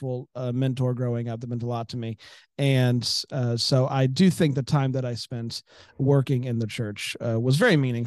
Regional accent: Florida, United States; I grew up in Florida

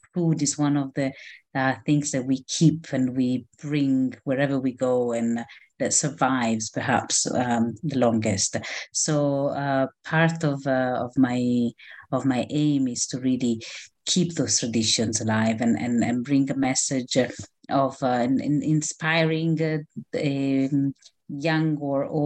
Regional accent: Rome, Lazio, Italy; moved away as an adult; also born or lived in Israel; now in London, United Kingdom; I was born and grew up in Rome, in Italy

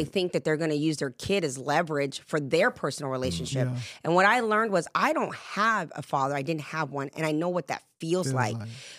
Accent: England, United Kingdom; born there; also born or lived in Jamaica; And I say, well, I'm Jamaican and British. And every time you put that together, you get a Puerto Rican from Brooklyn. Because everybody thinks I'm from the East Coast as well. And I was actually born in England.

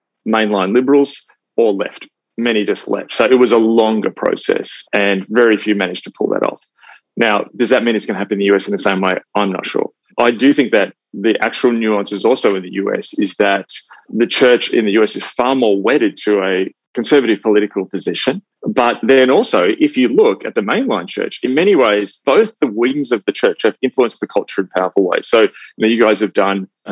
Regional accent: Australia; I'm an Australian evangelical. I never grew up feeling I had to vote for either side politically. My parents were swing voters. I grew up around evangelicals who, in Australia

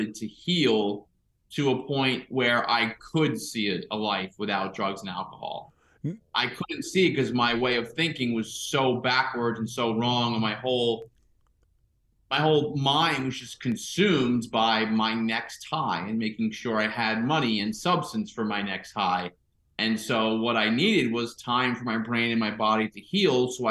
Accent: Suffern, New York, United States; also born or lived in California; I grew up in Rockland County, New York, in Suffern, which is like 30 minutes north of New York City

